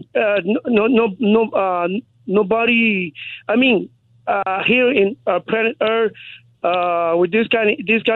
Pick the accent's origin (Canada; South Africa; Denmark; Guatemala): Guatemala; moved away; I'm Guatemalan. I'm from Guatemala